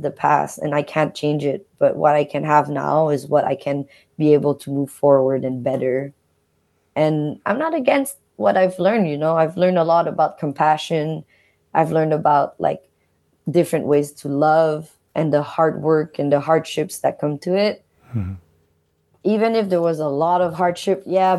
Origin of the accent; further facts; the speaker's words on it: Montreal, Quebec, Canada; they met in Canada, and I was born in Montreal